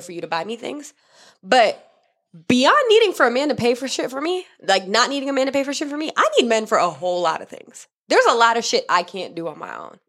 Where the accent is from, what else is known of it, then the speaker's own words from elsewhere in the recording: Miami, Florida, United States; I grew up in Miami